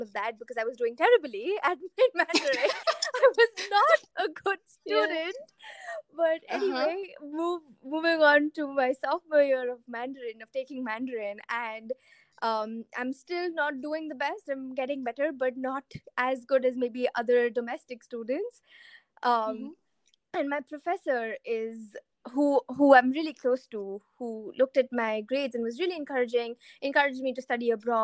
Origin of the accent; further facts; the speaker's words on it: India; moved away; my identity as an Indian